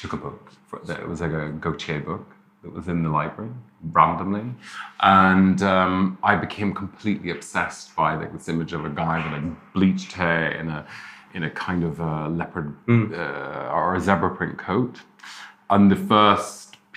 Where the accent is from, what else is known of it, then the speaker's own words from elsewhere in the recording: Derry, Northern Ireland, United Kingdom; I grew up in Derry in the north of Ireland